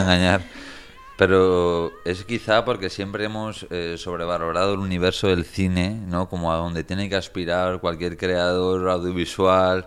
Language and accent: Spanish; Spain; ser españoles